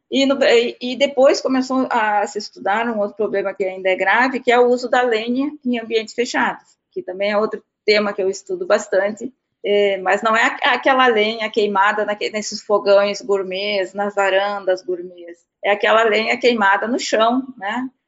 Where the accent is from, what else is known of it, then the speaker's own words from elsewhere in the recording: South Region, Brazil; eu sou do Sul, e lá no Sul a gente usa muita lenha, mas é por questão eh, cultural e, e também pelo frio